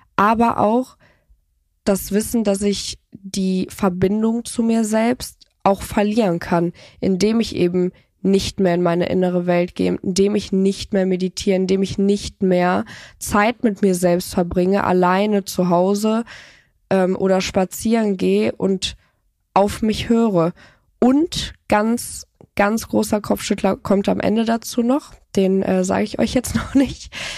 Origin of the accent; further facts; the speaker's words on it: Cologne, North Rhine-Westphalia, Germany; ich komme ja aus Köln